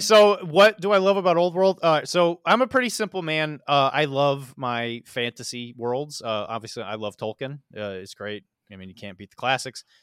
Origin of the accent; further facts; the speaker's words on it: Missouri, United States; now in Florida, United States; I grew up in Missouri